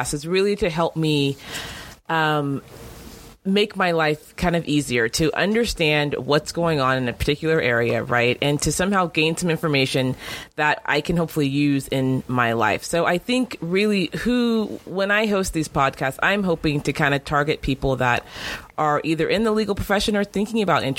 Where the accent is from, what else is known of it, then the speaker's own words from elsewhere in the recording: Northern California, United States; moved away as an adult; now in Los Angeles, United States; I am originally from Northern California. I actually moved down to L.A. a couple years ago